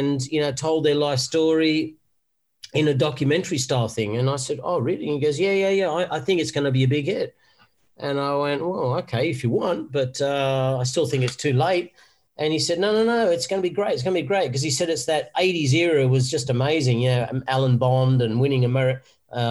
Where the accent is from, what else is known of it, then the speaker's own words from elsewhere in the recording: Wollongong, New South Wales, Australia; I'm from Wollongong originally